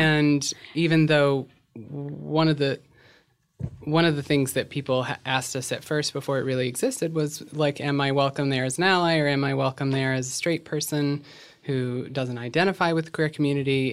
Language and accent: English; Virginia, United States; moved away as an adult; also born or lived in Shenandoah Valley; now in Los Angeles, United States; I'm a transgender woman who grew up in Virginia, relocated to L A about eight years ago